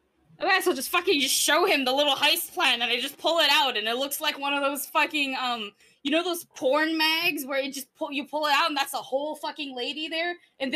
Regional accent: Seoul, South Korea; I think you can tell I'm from Seoul.

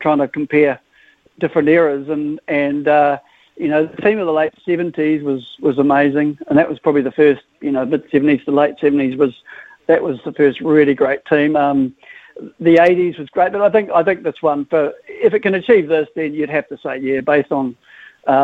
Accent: New Zealand; accent: New Zealand; also born or lived in Liverpool; I came out here when I was young, so... So I'm a Kiwi

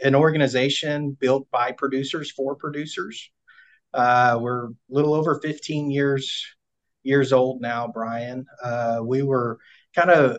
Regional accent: Lone, central Texas, United States; if you look on a map of Texas and you put a pin right in the dead center, it's where I grew up, a little bitty town called Lone.

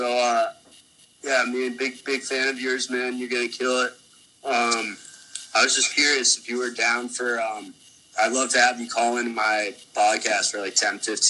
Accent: Andover, Massachusetts, United States; So I'm from, like, Andover, Mass.

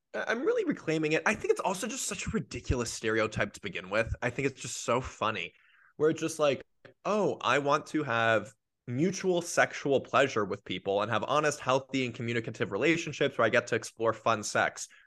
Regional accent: Los Angeles, California, United States; I grew up in Los Angeles' San Fernando Valley, aka the Valley

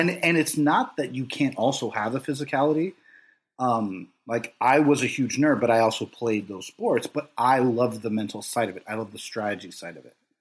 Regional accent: Los Angeles, California, United States; I grew up in Los Angeles

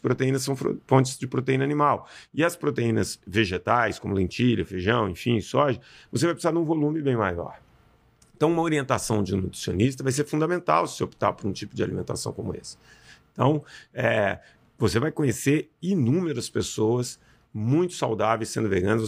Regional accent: Belo Horizonte, Minas Gerais, Brazil; eu sou mineiro árabe, nasci em Belo Horizonte

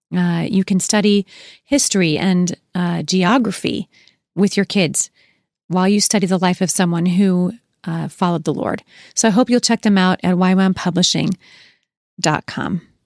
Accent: Gresham, Oregon, United States; also born or lived in Portland, Oregon / Boring, Oregon; now in Washington State, United States; I was born in Portland, Oregon, raised, uh, in Gresham and Boring, Oregon

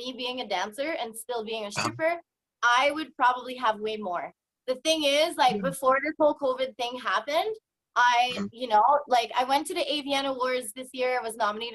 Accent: New Brunswick, Canada; now in Edmonton, Canada; I'm originally from New Brunswick, but I currently live in Alberta, so in Edmonton.

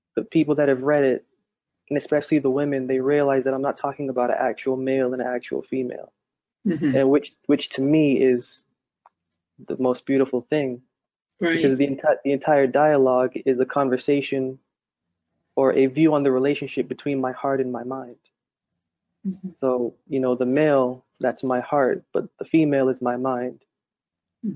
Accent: Massachusetts, United States; I've always lived there my entire life

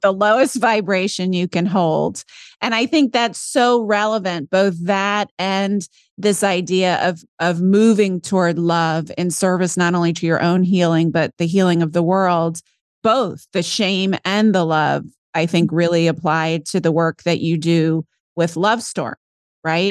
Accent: St. Simons Island, Georgia, United States; moved away; also born or lived in New York City; Georgia, off the southeast coast.

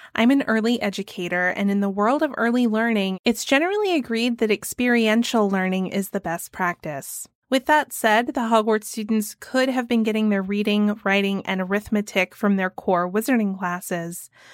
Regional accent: Georgia, United States; my home state of Georgia

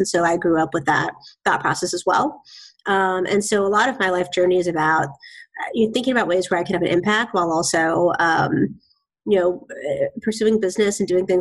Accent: Bay Area, California, United States; also born or lived in Boston; now in Seattle, United States; I grew up in the Bay Area

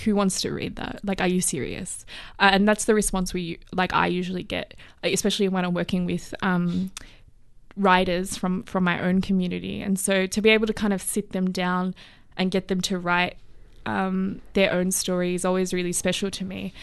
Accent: Plumpton, New South Wales, Australia; kind of little community in kind of Plumpton didn't wanna go to Plumpton High School

